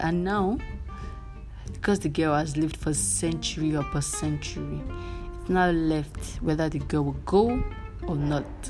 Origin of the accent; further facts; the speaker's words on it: Nigeria; I'm a Nigerian